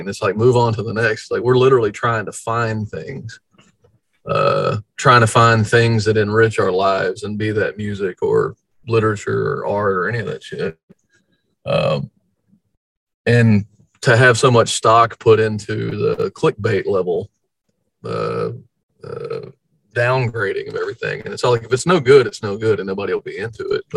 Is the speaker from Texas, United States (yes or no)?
yes; Houston, Texas, United States; we're from Houston